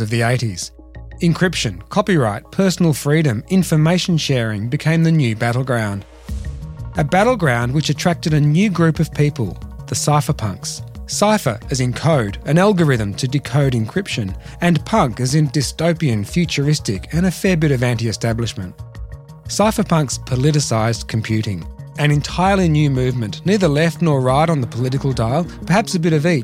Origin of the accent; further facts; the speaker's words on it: Melbourne, Victoria, Australia; from my hometown of Melbourne, Australia